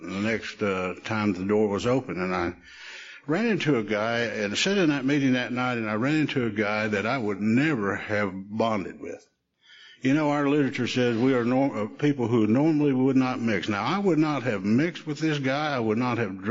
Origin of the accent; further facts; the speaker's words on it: Shawnee, United States; we'd ride our bikes down to the picture show in downtown Shawnee